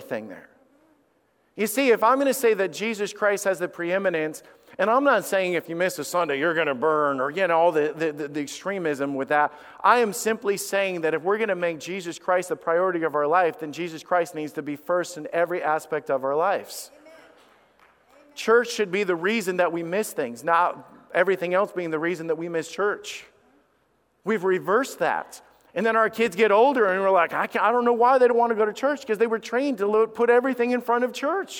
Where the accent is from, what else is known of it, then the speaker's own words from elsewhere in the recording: Alabama, United States; also born or lived in a northern US state; I was raised in Alabama, and God brought us down there because of the fact is that my dad was needing work